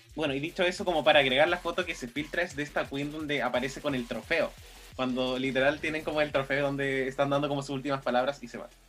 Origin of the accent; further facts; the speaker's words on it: Chile; Nosotros quizás como chilenos